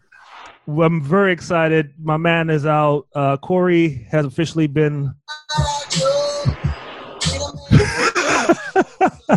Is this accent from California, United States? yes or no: yes; the Bay Area, California, United States; I'm from the Bay